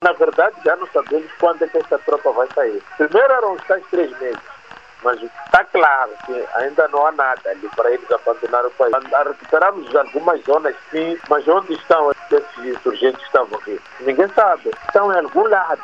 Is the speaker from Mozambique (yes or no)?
yes; Mozambique; nós, como moçambicanos